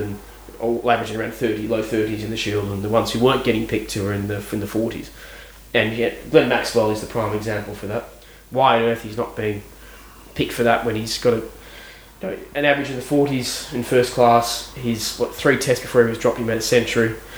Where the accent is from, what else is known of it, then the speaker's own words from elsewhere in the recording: Australia; moved away; I'm Australian